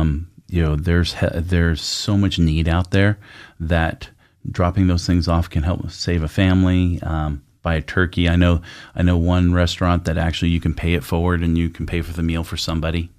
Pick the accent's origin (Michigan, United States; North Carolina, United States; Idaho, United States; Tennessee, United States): Idaho, United States; Sun Valley; That's where I grew up in Sun Valley.